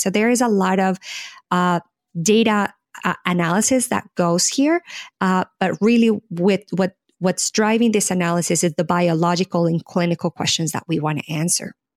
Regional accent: Colombia; moved away as an adult; now in United States; I am originally born and raised in Colombia, South America

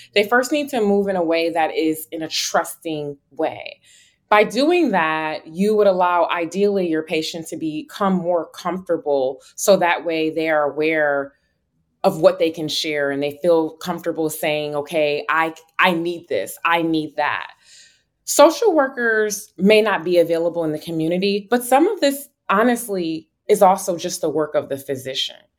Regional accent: Buffalo, New York, United States; moved away as an adult; also born or lived in Atlanta / Chicago / North Carolina; now in New Haven, United States; I am originally from Buffalo, New York, where I was born and raised

